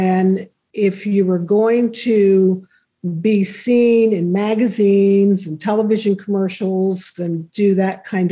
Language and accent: English; New York City, New York, United States; moved away as an adult; also born or lived in El Paso, Texas / Germany / New Paltz, New York; I was born and raised in New York City